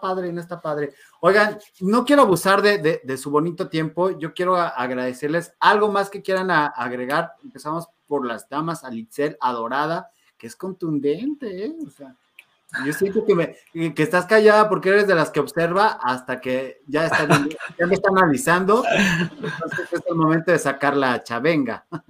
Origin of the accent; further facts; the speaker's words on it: Mexico; somos mexicanos